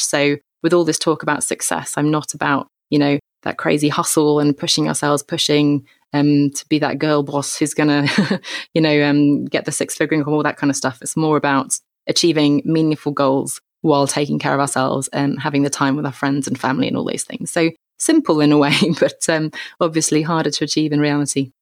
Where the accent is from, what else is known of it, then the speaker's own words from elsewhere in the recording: England, United Kingdom; I grew up in England, as you can tell